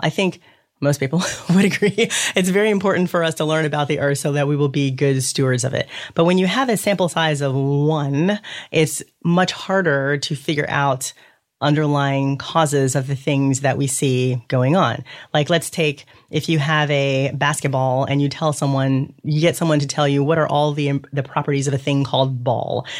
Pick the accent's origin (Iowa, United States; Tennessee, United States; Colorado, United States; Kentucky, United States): Kentucky, United States; Louisville; I grew up in Louisville, Kentucky